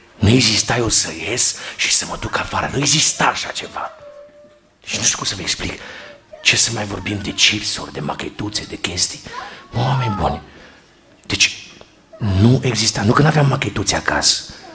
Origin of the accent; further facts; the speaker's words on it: Cluj-Napoca, Cluj County, Romania; Locuiam în Cluj-Napoca de când eram mic și mergeam în Feliacu, făceam naveta